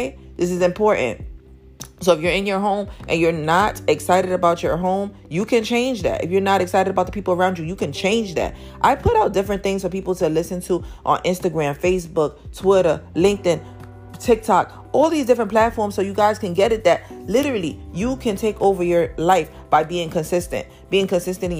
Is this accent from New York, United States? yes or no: yes; New York City, New York, United States; I came from Harlem, New York. I live in Harlem, New York